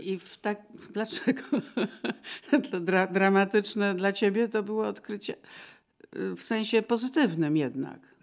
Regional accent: Kraków, Lesser Poland, Poland; moved away; A ja z Krakowa

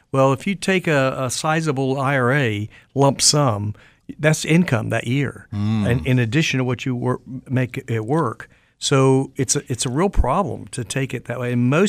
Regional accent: Raleigh, North Carolina, United States; I said, well, we're from Raleigh.

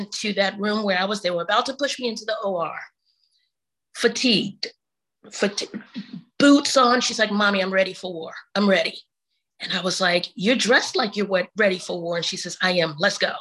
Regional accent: New York City, New York, United States; now in Atlanta, United States; I'm from Harlem

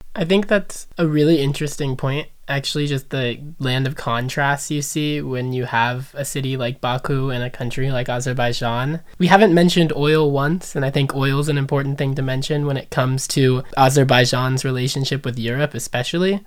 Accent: United States; as an American, American Jew and Americans in general, we're very culturally monolingual nation

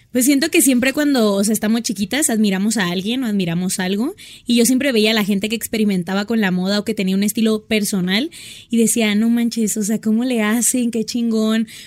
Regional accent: Hermosillo, Sonora, Mexico; moved away as an adult; also born or lived in Ciudad Obregón, Sonora; now in Mexico City, Mexico; me encanta porque me siento más a gusto. Y tengo 24 años, soy de Sonora, o sea, viví en Hermosillo 14 años, pero soy de Obregón, Sonora. Y me vine a vivir hace como 8 meses a la ciudad

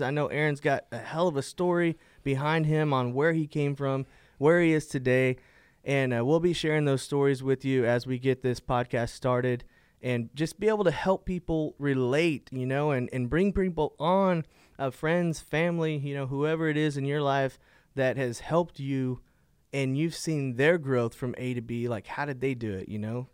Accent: Fort Worth, Texas, United States; I am from Fort Worth, Texas, born and raised native here

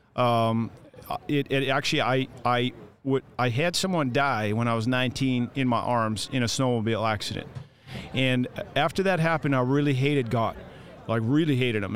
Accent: Canada; I'm the Canadian

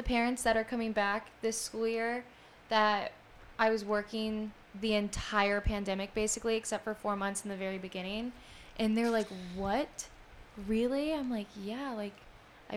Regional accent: North Idaho, United States; moved away; growing up in North Idaho

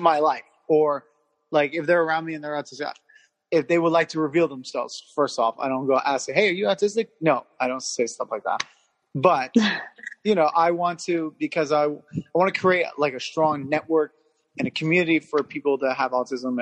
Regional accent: Hawthorne, California, United States; I'm from Hawthorne, California

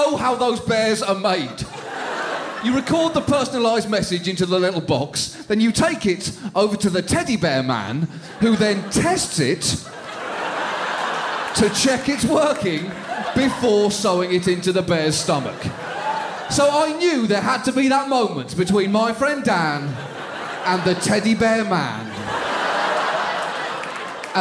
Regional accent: England, United Kingdom; moved away as an adult; now in New York, United States; As a British person

